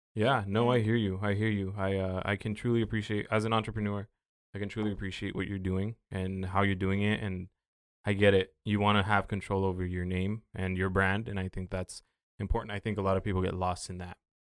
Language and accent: English; Oxnard, California, United States; I've been through some shit growing up in South Oxnard